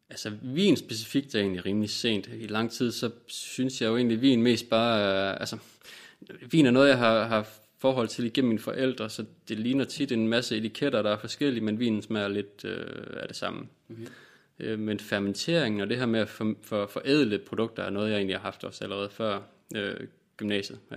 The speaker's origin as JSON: {"language": "Danish", "town": "Vejle", "region": "Southern Denmark", "country": "Denmark", "tie": "born or raised there", "said": "Jeg kommer fra Vejle."}